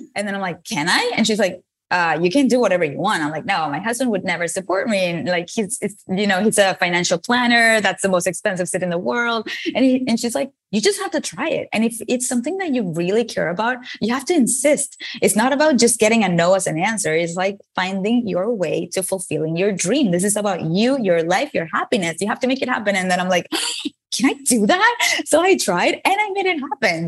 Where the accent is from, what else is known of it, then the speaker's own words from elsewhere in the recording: Venezuela; moved away as an adult; now in United States; I moved from Venezuela, where I was born, to the United States to s, study a career in advertising